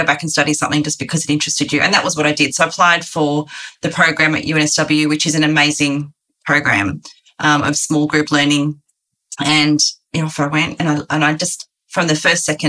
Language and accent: English; Sydney, New South Wales, Australia; also born or lived in rural Victoria; I moved to Sydney and we grew up in Western Sydney where I went to the local schools.